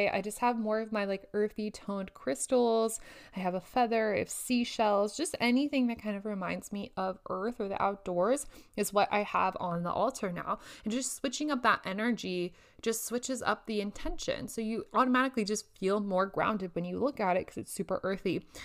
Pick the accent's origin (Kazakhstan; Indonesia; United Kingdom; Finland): Indonesia; English is a second language; now in Lincoln, United States; sit up in my apartment in Lincoln where it's much colder than what I am used to from Indonesia.